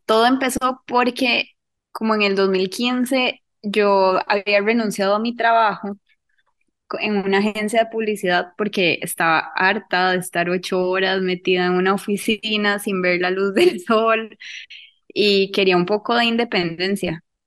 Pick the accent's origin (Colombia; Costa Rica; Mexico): Costa Rica; Cartago; yo soy de Cartago, entonces es una pizzería de acá de Cartago